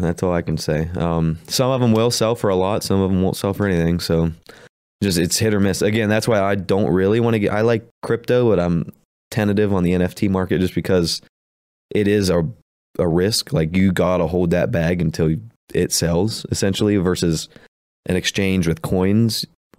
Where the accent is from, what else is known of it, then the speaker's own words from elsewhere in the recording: Appalachia, United States; accent: Appalachian; We're from Appalachia, so we say world weird.